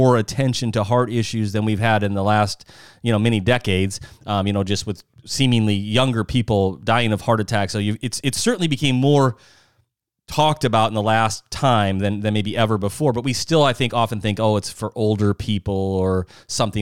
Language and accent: English; South Dakota, United States; moved away; I'm from South Dakota originally